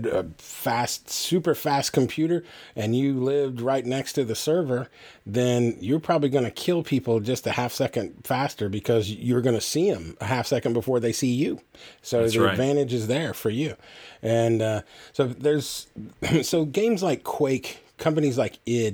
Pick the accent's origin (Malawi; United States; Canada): United States; Oklahoma; I grew up in Oklahoma